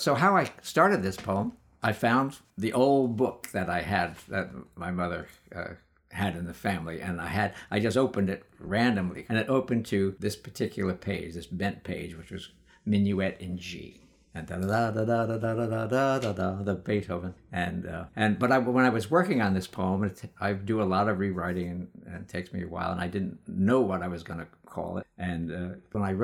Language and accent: English; New York City, New York, United States; when I was growing up in Brooklyn